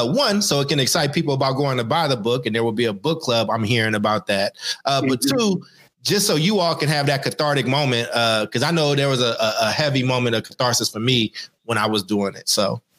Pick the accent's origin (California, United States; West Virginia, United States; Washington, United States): California, United States; Oakland; somebody who grew up in Oakland